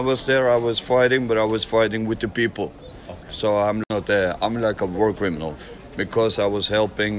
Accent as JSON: {"language": "English", "country": "Norway", "said": "Yeah, I'm from Norway."}